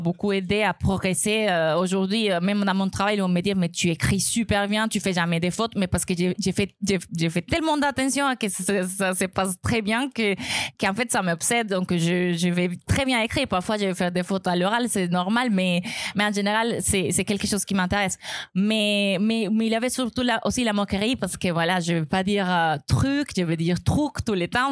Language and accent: French; Colombia; accent: Colombian; French is a second language; moved away as an adult; now in France; mon accent colombien. Ça fait 12 ans que je suis ici